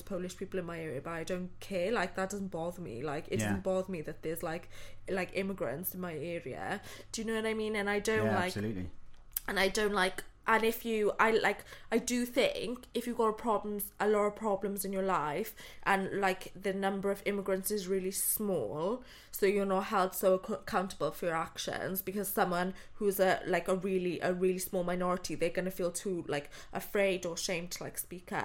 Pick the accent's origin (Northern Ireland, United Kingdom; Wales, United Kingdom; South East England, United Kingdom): Wales, United Kingdom; Pontypridd; moved away as an adult; now in London, United Kingdom; I'm from Pontypridd